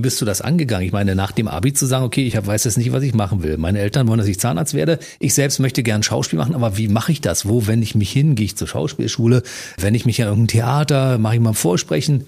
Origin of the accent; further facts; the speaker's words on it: Berlin, Germany; Ich komme aus, aus Ostberlin, also DDR